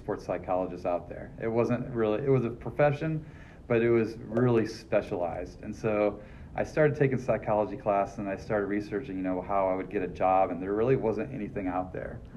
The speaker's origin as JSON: {"language": "English", "town": "Grand Rapids", "region": "Michigan", "country": "United States", "tie": "born or raised there", "also_born_or_lived": "Ohio", "moved": "as an adult", "lives_now": "Indiana, United States", "said": "I grew up in Grand Rapids, Michigan"}